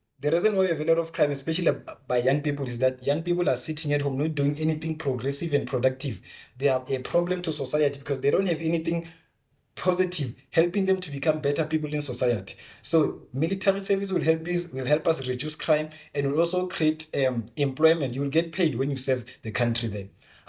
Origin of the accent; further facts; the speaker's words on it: South Africa; We just love our country. We love our people.